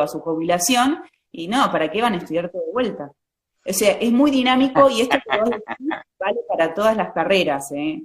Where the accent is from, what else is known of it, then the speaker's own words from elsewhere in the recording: Vicente López, Buenos Aires Province, Argentina; Soy lo, que llamamos una porteña de ley, ¿no es cierto? Nací ahí en la ciudad de Buenos Aires. Okay. Eh, vivo en la provincia, toda mi vida viví en la provincia de Buenos Aires